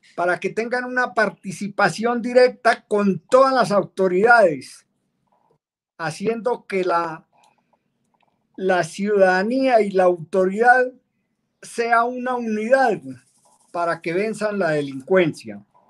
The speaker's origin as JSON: {"language": "Spanish", "town": "Soatá", "region": "Boyacá", "country": "Colombia", "tie": "born or raised there", "said": "Yo soy oriundo de la localidad de Soatao"}